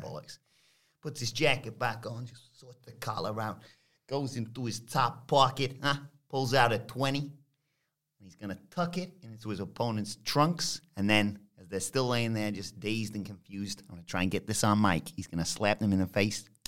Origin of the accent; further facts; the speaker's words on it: United Kingdom; we're British